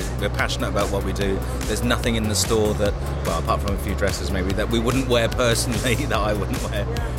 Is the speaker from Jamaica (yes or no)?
no; London, United Kingdom; accent: London; moved away as an adult; now in Ibiza, Spain; I'm from North London.